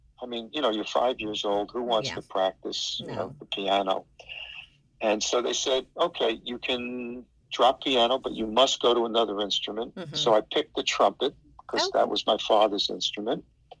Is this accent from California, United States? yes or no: no; New York City, New York, United States; I was born and raised in New York City, and my parents bought a house in what was then the suburbs, which is Queens, New York, one of the boroughs of New York City.